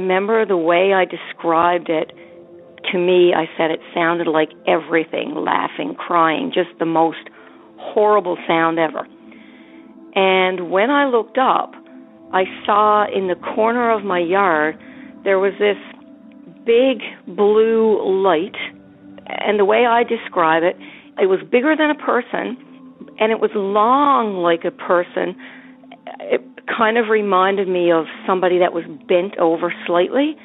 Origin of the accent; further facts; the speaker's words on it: Newfoundland and Labrador, Canada; I'm from Newfoundland